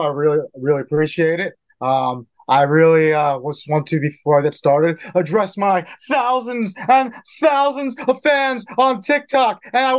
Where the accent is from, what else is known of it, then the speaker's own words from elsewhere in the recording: Philadelphia, Pennsylvania, United States; I am from Philadelphia.